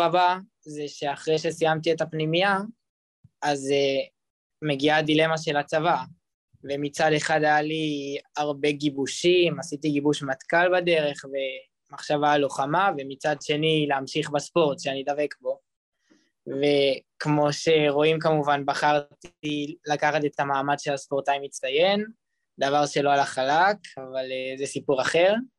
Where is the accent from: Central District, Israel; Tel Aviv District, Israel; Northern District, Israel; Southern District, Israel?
Central District, Israel; Petah Tikva; אני בארץ מפתח תקווה